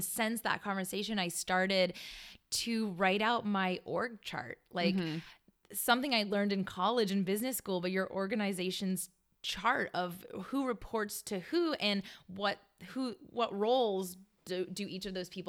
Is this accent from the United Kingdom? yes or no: no; Canada; And I don't know that song because I'm Canadian.